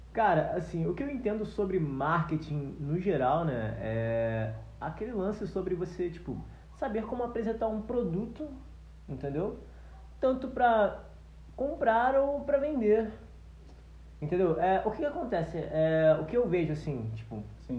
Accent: Nilópolis, Rio de Janeiro, Brazil; eu moro em Nilo City, nasci, nasci em Nilo City mesmo.

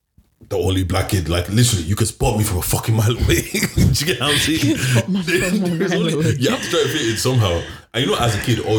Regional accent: Birmingham, West Midlands, United Kingdom; I'm from Brom.

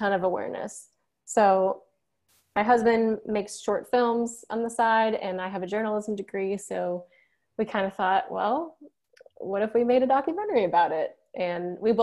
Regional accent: Chicago, Illinois, United States; moved away as an adult; now in Columbia, United States; I'm originally from the Chicago area

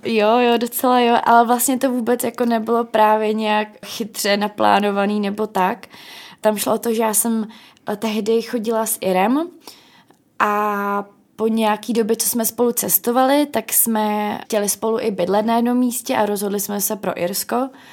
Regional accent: Ostrava, Moravian-Silesian Region, Czechia; moved away as an adult; also born or lived in England / Ireland; now in Prague, Czech Republic; já jsem z Ostravy

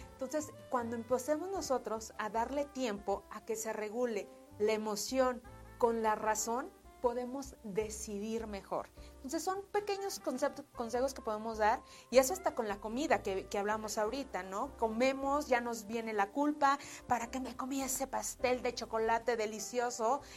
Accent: Mexico; como mexicanos

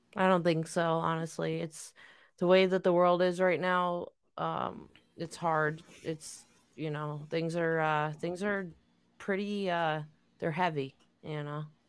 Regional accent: New York, United States; also born or lived in Southern California / Missouri; I grew up here in New York

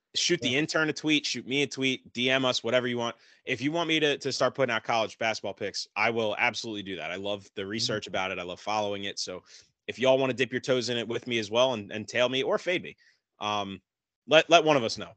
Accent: United States; I'm an American.

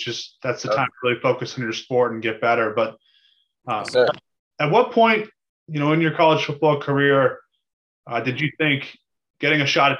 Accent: Bedford, Massachusetts, United States; I'm from Bedford, Massachusetts, so not far down the road.

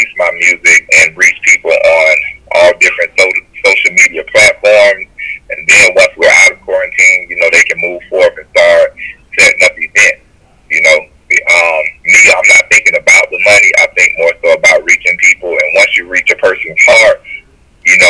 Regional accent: Miami, Florida, United States; now in Georgia, United States; I'm from Miami. We're, you know, right now in Georgia

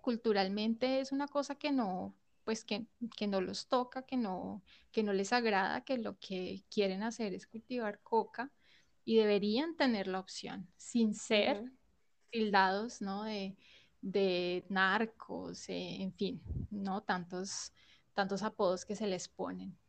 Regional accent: Colombia; hace parte de nuestra cultura como colombianos

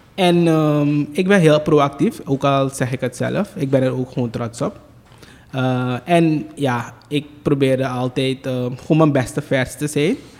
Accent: Suriname; ik heb mijn ehm, tienerjaren doorgebracht op uh, eh, ADEC, hier in Suriname

